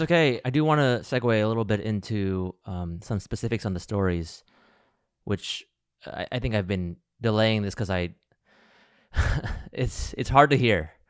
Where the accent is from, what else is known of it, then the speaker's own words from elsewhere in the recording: United States; also born or lived in Alabama; I grew up in Ohio and Alabama, where I was one of the only Asians in my schools